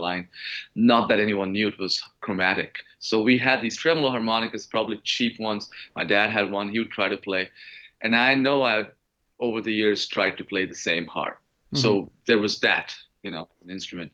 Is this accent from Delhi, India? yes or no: no; Mumbai, Maharashtra, India; moved away; I was born and raised in Mumbai